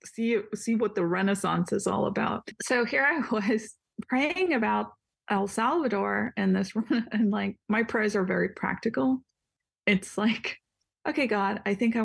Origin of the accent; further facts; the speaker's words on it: India; now in Washington, United States; I live in Washington. I'm Indian